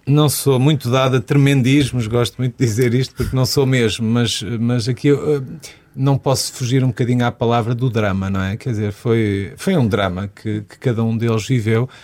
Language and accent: Portuguese; Viseu, Portugal; also born or lived in Porto; eu sou de Viseu